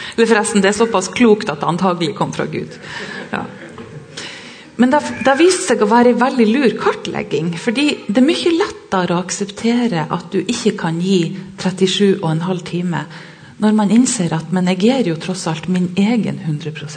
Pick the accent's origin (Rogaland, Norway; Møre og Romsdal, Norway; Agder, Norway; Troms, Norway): Troms, Norway; Sørreisa; Jeg kommer fra Sørreisa i Troms og har vokst opp med foreldre som jobba som lærere